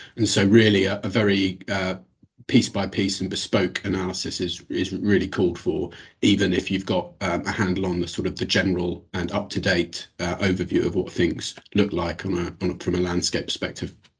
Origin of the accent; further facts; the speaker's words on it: United Kingdom; accent: British; moved away; as you'll have picked up from my accent, uh, have a bit of experience of the London uh, market as well